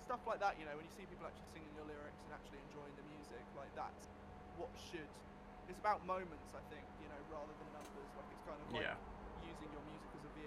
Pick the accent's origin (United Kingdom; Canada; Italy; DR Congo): United Kingdom; we're British